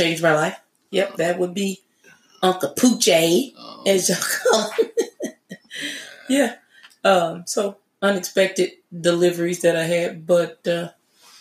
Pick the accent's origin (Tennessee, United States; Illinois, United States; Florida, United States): Tennessee, United States; Memphis; I grew up in Memphis, Tennessee